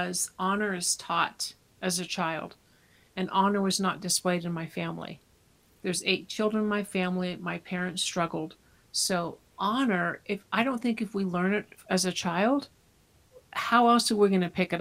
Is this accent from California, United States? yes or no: yes; California, United States; I was born and raised in California.